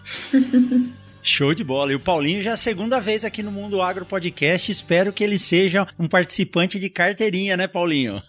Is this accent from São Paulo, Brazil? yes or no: yes; São Paulo, Brazil; Eu nasci em São Paulo